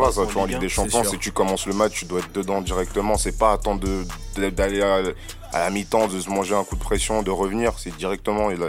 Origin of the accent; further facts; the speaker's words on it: Marseille, Provence-Alpes-Côte d'Azur, France; Franchement, en tant que Marseillais, je trouve que les Parisiens ils sont durs avec Bernat quand